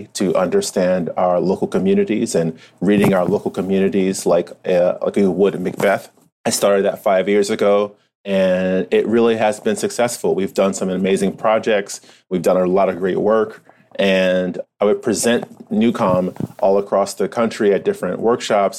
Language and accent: English; Irvington, New Jersey, United States; moved away as an adult; also born or lived in Newark, New Jersey / Philadelphia; now in New York City, United States; I was raised in Irvington, New Jersey